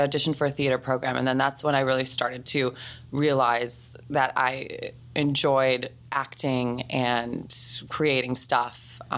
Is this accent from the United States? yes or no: no; Newmarket, Ontario, Canada; also born or lived in Stratford, Ontario; About 30 minutes north of Toronto. In a place called Newmarket is where we moved. And I was young. I was like a year old, a couple years old, right?